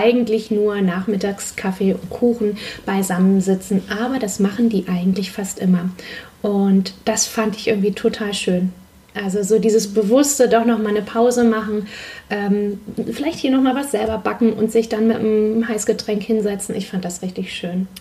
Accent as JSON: {"language": "German", "town": "Heikendorf", "region": "Schleswig-Holstein", "country": "Germany", "tie": "born or raised there", "also_born_or_lived": "Kiel", "said": "Ich bin am Meer aufgewachsen, ähm, genau, komme eigentlich aus Heikendorf und habe jeden Tag am Strand verbracht"}